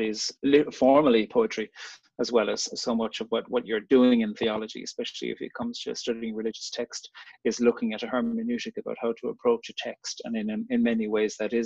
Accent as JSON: {"language": "English", "town": "Cork", "region": "Munster", "country": "Ireland", "tie": "born or raised there", "said": "I grew up in Cork on the very south coast of Ireland"}